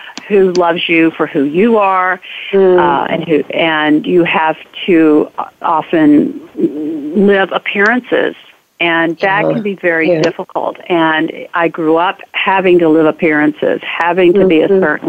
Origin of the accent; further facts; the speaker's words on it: Memphis, Tennessee, United States; growing up in Memphis during the civil rights and so much segregation